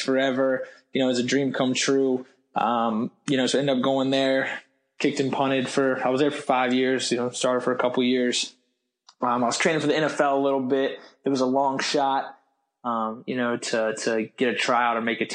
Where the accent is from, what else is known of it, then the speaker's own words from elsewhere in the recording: Richmond, Virginia, United States; I grew up in Richmond, Virginia, just an hour and 15 from Charlottesville